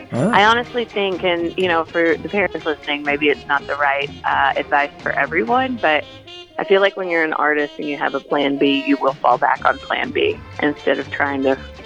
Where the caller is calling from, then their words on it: Charleston, South Carolina, United States; I'm calling you from Charleston.